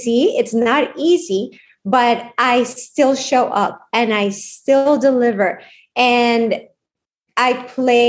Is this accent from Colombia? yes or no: yes; Colombia; now in United States; I grew up in Colombia